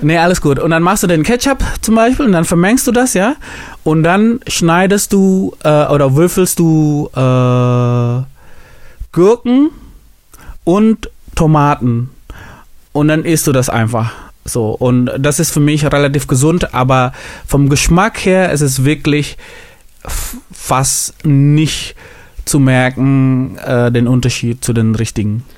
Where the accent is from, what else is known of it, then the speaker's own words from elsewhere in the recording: Indonesia; moved away; ich komme ja aus Indonesien